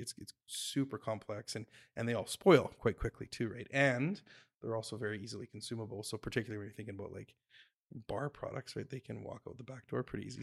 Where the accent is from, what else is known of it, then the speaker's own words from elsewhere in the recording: Jasper, Alberta, Canada; moved away; I grew up in Jasper, so I kinda, I went back to Jasper